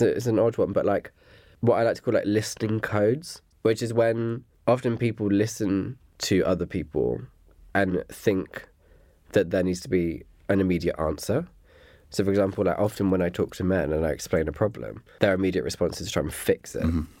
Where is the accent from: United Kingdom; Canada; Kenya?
United Kingdom; Dorset, South West England; moved away; I'm originally from Dorset